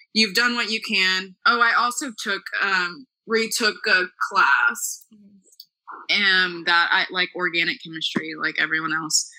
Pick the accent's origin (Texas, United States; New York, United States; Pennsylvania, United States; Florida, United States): Texas, United States; Dallas; moved away as an adult; also born or lived in Missouri; I'm from Dallas, yes. Okay so from Dallas, went to private school pretty much my whole life